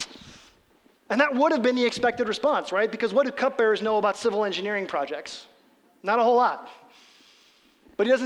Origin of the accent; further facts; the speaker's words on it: Midwest, United States; we're from the Midwest